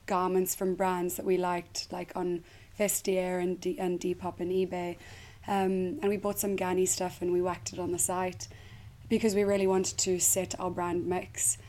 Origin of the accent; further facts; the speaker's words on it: South Africa; moved away as an adult; now in United Kingdom; I am South African and I moved here 8 years ago